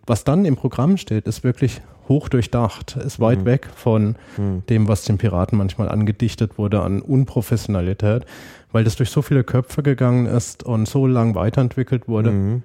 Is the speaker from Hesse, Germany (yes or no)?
no; Münnerstadt, Bavaria, Germany; moved away as an adult; also born or lived in Marburg / Lake Constance / Erlangen; now in Berlin, Germany; bin dann groß geworden in einem kleinen Städtchen, das hieß Münnerstadt, das ist dann in der Mitte zwischen Würzburg und Fulda